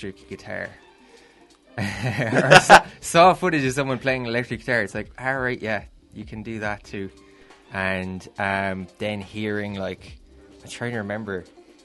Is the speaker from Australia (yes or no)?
no; Myrtleville, Munster, Ireland; also born or lived in Crosshaven; I grew up out in Noville, which people know from Noville Cove